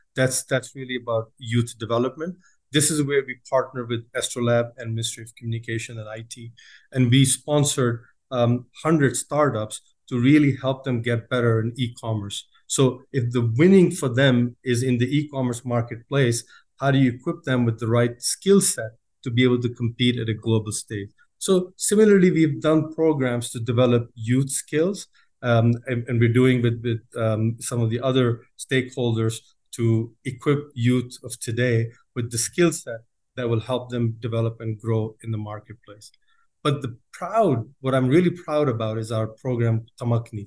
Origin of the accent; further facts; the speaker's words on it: United States; moved away as an adult; also born or lived in Chicago / Pakistan; now in Saudi Arabia; I grew up in, uh, in the States